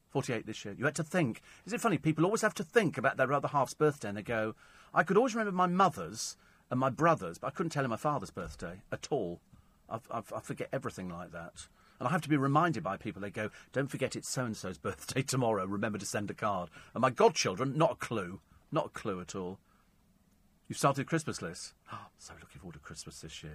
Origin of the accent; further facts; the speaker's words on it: Bromley, London, United Kingdom; I was born in Bromley, although I was very young at the time.